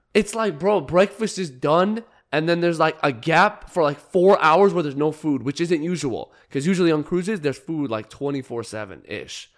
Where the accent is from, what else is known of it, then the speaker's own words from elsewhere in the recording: Arizona, United States; I'm from Arizona